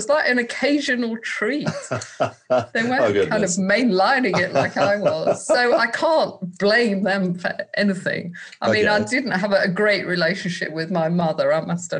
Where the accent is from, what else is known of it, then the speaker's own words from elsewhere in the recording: Manchester, North West England, United Kingdom; I grew up in Manchester, and there was a fantastic club scene up there